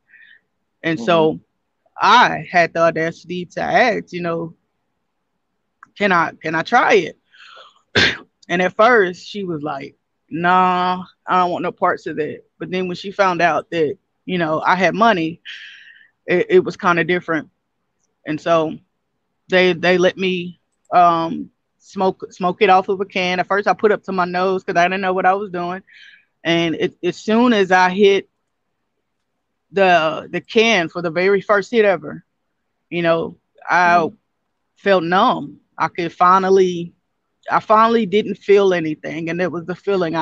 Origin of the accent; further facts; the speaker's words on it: Castor, Louisiana, United States; also born or lived in Shreveport, Louisiana; Like I grew up in Shreveport for, a few years of my life, but I'm born and raised in Castor, Louisiana, which is a town